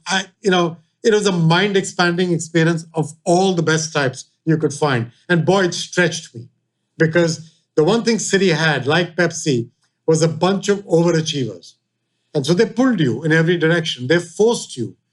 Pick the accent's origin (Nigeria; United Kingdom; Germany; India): India; moved away; India, growing up in India